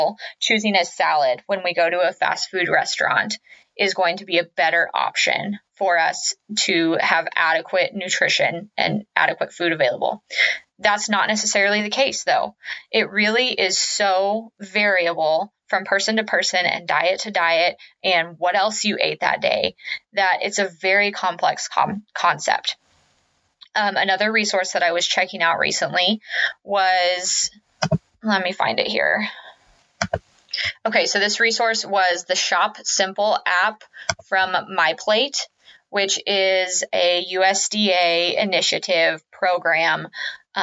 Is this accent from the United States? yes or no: yes; Kansas, United States; I am from the Midwest, which a lot of you know, I'm from Kansas